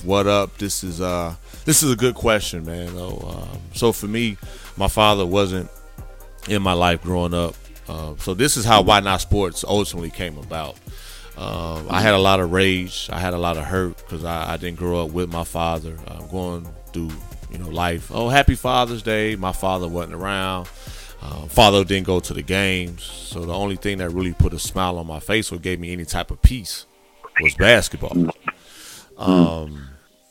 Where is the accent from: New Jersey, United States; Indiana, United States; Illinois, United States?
Indiana, United States; Gary; moved away as an adult; also born or lived in South Texas; growing up in the Midwest, Gary, Indiana, to be exact